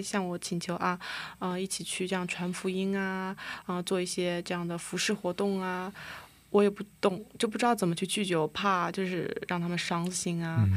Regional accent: Huzhou, Zhejiang, China; moved away as an adult; now in South Korea; 我来自中国浙江湖州，然后现在也是来韩国的第，呃，第五年了

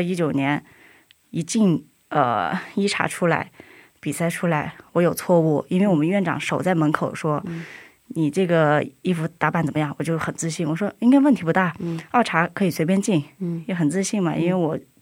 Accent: China; moved away; 我是中国人

